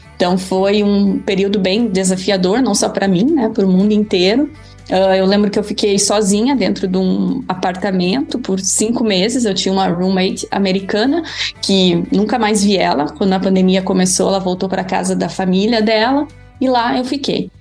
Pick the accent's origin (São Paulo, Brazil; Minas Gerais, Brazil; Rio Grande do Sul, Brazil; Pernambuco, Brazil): Rio Grande do Sul, Brazil; São José do Herval; moved away as an adult; now in Illinois, United States; sou natural de uma cidade no interior do Rio Grande do Sul, São José do Herval